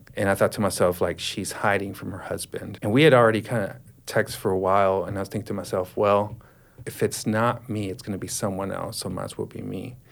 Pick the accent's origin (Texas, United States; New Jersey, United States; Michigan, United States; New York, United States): Texas, United States; Dallas; I was born in 1981, so I grew up in Dallas, Texas